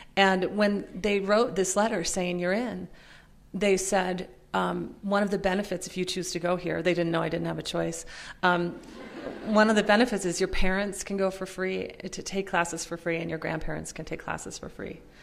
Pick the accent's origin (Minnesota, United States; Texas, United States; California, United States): Minnesota, United States; also born or lived in Pennsylvania; grown up uh, poor and working class in, in, Minnesota, most of the time in Minnesota. I was born in Pennsylvania, but um, moved to Minnesota when I was about six